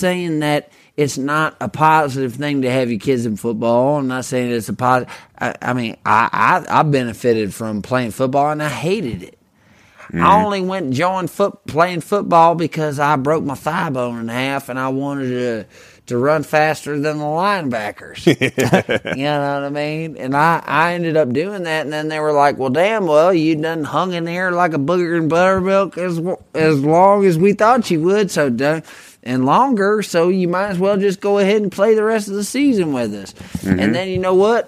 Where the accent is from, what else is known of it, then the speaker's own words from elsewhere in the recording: the South, United States; growing up in Southern dog hunting culture